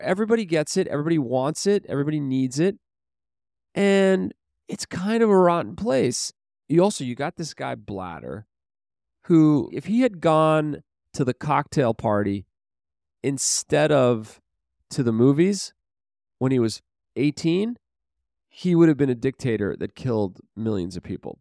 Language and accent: English; New York City, New York, United States; I grew up in Brooklyn